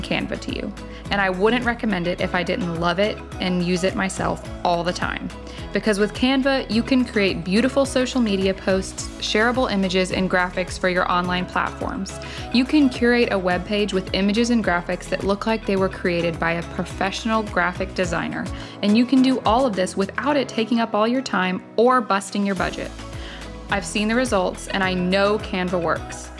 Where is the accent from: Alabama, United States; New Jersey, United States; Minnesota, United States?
Alabama, United States; I grew up in Alabama